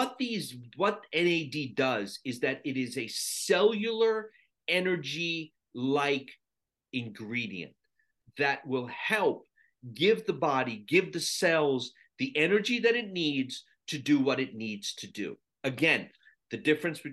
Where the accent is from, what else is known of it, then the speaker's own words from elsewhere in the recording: Sri Lanka; moved away; I was born in Sri Lanka, and 60% of the country is Buddhist.